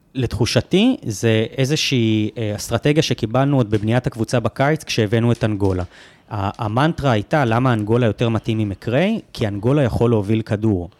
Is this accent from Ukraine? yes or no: no; United States; now in Israel; אני אמריקאי